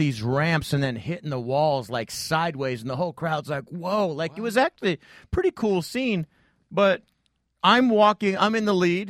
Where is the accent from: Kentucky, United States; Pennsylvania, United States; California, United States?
California, United States; Torrey Pines; I grew up in Torrey Pines.